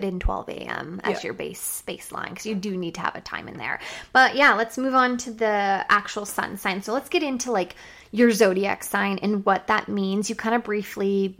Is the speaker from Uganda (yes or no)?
no; Halifax, Nova Scotia, Canada; I was born in Halifax